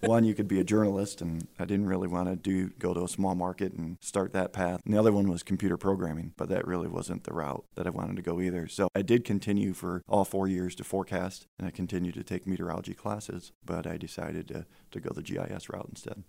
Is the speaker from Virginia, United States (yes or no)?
no; Fremont, Ohio, United States; now in Findlay, United States; I grew up in Fremont, Ohio